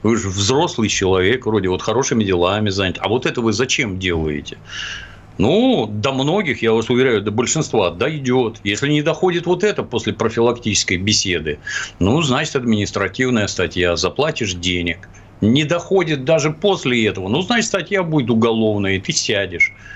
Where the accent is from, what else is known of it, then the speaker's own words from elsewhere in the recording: Ukraine; now in Russia; Я, кстати, вообще на Украине родился